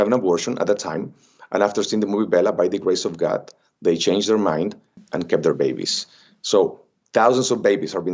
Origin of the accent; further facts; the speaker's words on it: Xicoténcatl, Tamaulipas, Mexico; English is a second language; moved away as an adult; also born or lived in Ciudad Mante, Tamaulipas / Miami / Los Angeles; I'm from Mexico. I was born in Ciudad Mante, Tamaulipas, raised in a very little town called Jicotencal, Tamaulipas